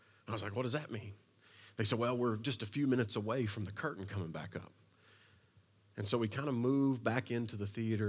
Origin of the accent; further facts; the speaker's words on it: Eastern Kentucky, United States; I was from Eastern Kentucky, so the only city that I had really been to at that point and spent any time in was Lexington